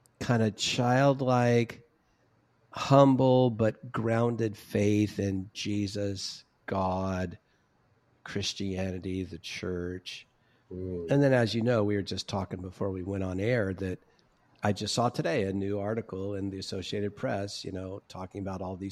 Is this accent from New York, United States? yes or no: no; Orange County, California, United States; I'm from Orange County, California